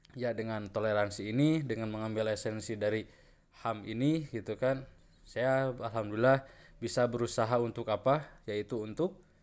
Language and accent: Indonesian; Sunda, Indonesia; Seperti saya, golongan orang atau suku Sunda